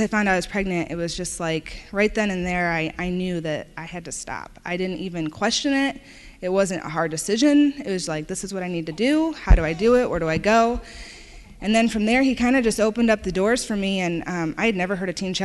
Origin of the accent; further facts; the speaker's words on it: Indiana, United States; I'm from Indiana